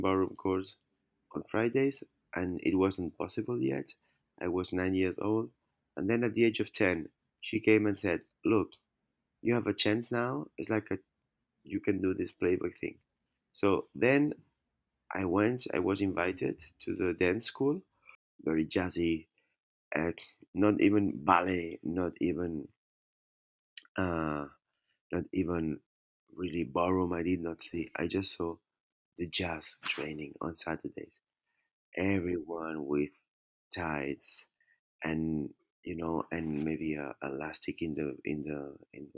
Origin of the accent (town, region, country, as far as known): Spain; born or raised there